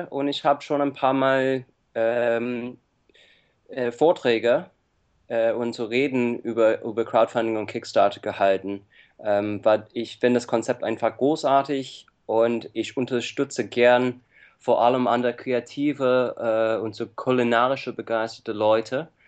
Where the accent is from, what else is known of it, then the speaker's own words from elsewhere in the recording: United States; now in Germany; Äh, ich komme ursprünglich aus Amerika und ich lebe seit 14 Jahren in Deutschland